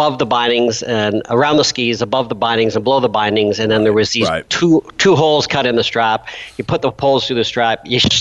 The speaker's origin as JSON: {"language": "English", "country": "Canada", "said": "I'm a Canadian, and I honestly, most of my business has always been in the United States"}